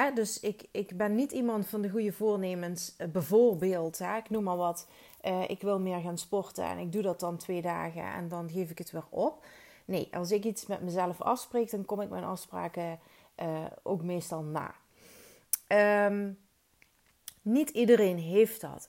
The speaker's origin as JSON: {"language": "Dutch", "country": "Netherlands", "moved": "as an adult", "lives_now": "Belgium"}